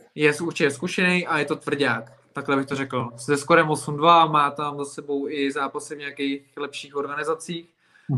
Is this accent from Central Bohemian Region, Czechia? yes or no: no; Plzeň, Plzeň Region, Czechia; moved away as an adult; now in Prague, Czechia; já jsem Plzeňák a potom jsem se přestěhoval do Prahy záměrně kvůli sportu